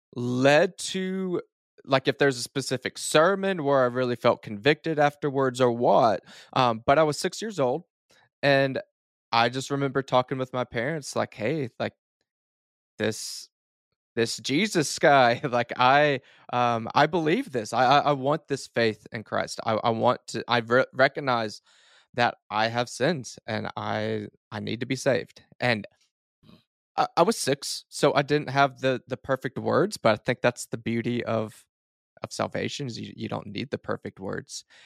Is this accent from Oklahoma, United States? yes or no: yes; Duncan, Oklahoma, United States; southern Oklahoma is kind of where I was born and raised